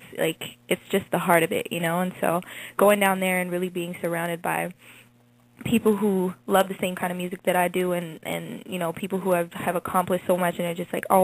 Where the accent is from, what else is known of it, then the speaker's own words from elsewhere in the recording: Toronto, Ontario, Canada; Toronto is my hometown, and I live in the suburbs outside of Toronto